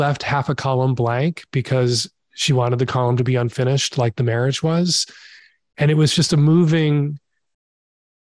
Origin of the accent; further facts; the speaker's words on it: Chicago, Illinois, United States; I grew up in Chicago